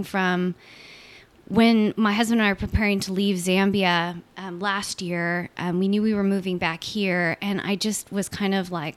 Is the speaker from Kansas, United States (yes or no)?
no; Southern California, United States; also born or lived in Washington; I grew up here in Southern California. And born and raised in the same place